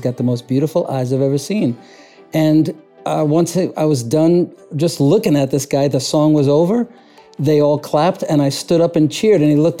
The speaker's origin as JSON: {"language": "English", "area": "Long Island", "region": "New York", "country": "United States", "also_born_or_lived": "Las Vegas, Nevada", "moved": "yes", "said": "originally from Long Island, New York, via Las Vegas, Nevada."}